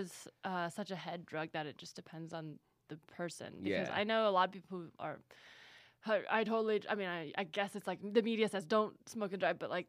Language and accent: English; San Francisco Bay Area, California, United States; I'm from the Bay Area, so of course.